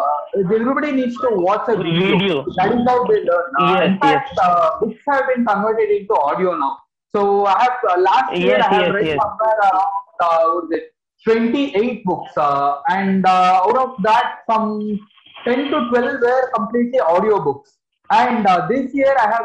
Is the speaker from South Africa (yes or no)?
no; Mysore, Karnataka, India; I'm from Karnataka, a place called as Mysore.